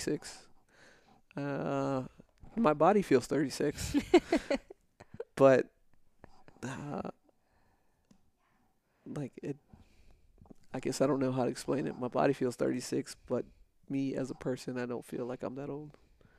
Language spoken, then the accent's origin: English; El Paso, Texas, United States; moved away; I was born and raised in El Paso, Texas